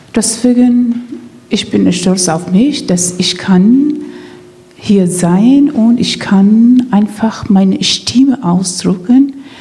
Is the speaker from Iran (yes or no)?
yes; Iran; German is a second language; moved away as an adult; now in Rostock, Germany; Ich als ein Iranerin